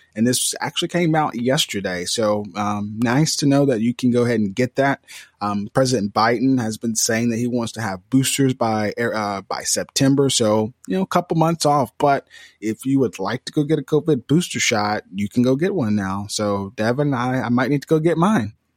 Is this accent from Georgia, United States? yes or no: no; Mississippi, United States; we're from Mississippi